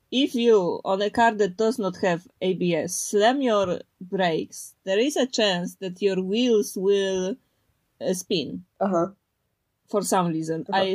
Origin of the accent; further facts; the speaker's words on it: Poland; first language Polish; English is a second language; Because in Polish, my native tongue, I need to think.